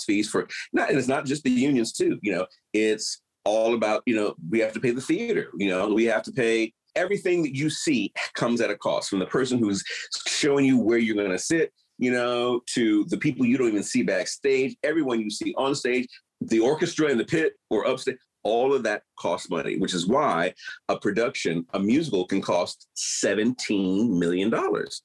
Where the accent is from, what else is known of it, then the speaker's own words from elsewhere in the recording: Detroit, Michigan, United States; moved away; I come from Detroit and my whole family worked in the automotive industry